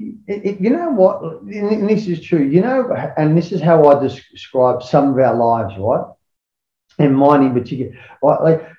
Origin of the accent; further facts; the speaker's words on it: Sydney, New South Wales, Australia; And that's what our whole thing was like we grew up in that, you know what I mean?